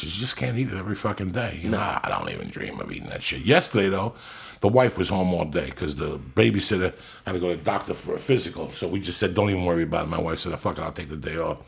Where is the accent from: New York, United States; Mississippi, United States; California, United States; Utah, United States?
New York, United States; New York City; When I was growing up in New York City on 88th Street